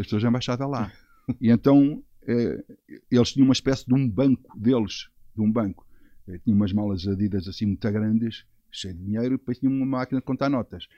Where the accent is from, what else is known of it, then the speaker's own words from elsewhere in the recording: Portugal; Sou português